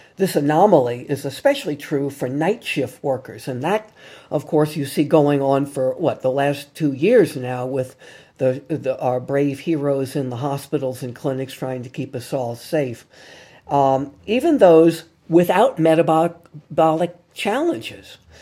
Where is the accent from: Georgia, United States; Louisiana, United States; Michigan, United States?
Louisiana, United States; New Orleans; my hometown here in New Orleans